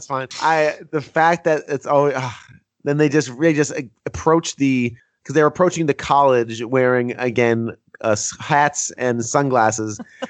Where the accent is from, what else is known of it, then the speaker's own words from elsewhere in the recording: New Jersey, United States; growing up in New Jersey